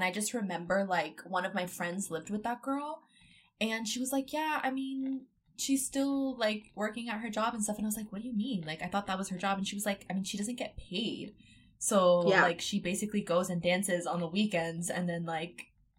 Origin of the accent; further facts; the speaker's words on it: East Coast, United States; moved away; I grew up on the East Coast.